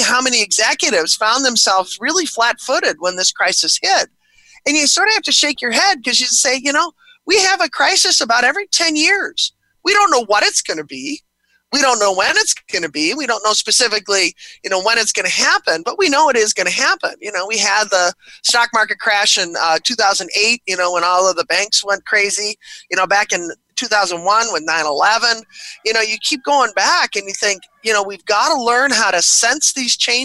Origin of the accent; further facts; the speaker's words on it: Buffalo, New York, United States; I was born and raised in Buffalo, New York